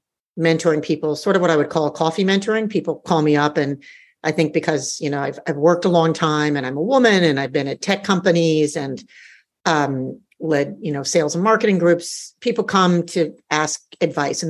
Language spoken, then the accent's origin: English; United States; moved away as an adult; also born or lived in Australia; now in Singapore; I'm an American with a sense of adventure. So I grew up in the US